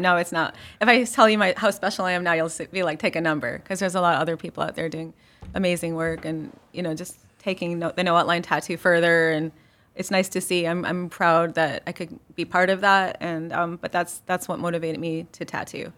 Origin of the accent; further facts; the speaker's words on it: Chicago, Illinois, United States; now in Marion, United States; I grew up in Chicago